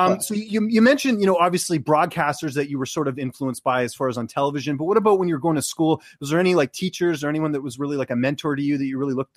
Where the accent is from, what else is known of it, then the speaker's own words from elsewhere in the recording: Vancouver, British Columbia, Canada; now in Toronto, Canada; I grew up in Vancouver.